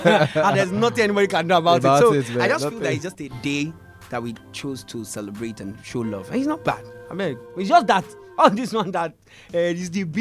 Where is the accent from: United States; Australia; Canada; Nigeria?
Nigeria; Lagos; moved away as an adult; also born or lived in Ogbomosho; Then I came back to Lagos fully. I was born in Lagos anyway